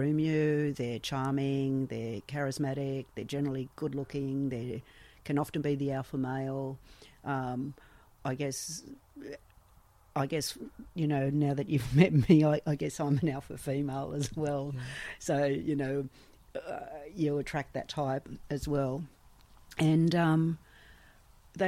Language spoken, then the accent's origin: English; Sydney, New South Wales, Australia; I was born and raised in Sydney